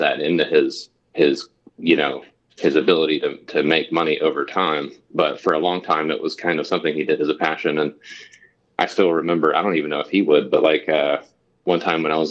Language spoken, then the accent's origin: English; Anderson County, South Carolina, United States; also born or lived in Charleston, South Carolina; I grew up in like rural Anderson County